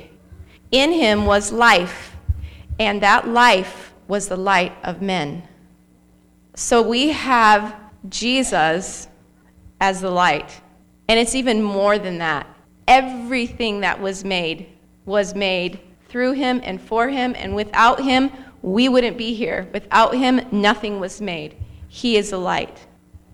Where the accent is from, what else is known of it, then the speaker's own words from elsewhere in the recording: Arcadia, Florida, United States; I was raised in Arcadia, Florida.